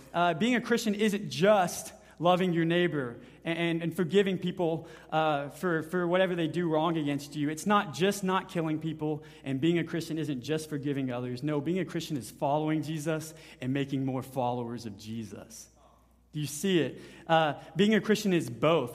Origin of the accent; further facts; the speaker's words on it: Honey Grove, Texas, United States; my hometown, Honey Grove